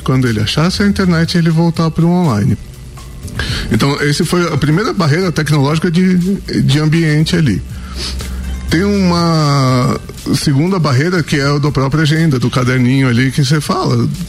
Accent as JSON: {"language": "Portuguese", "region": "São Paulo", "country": "Brazil", "moved": "as an adult", "lives_now": "Santa Catarina, Brazil", "said": "eu sou de São Paulo"}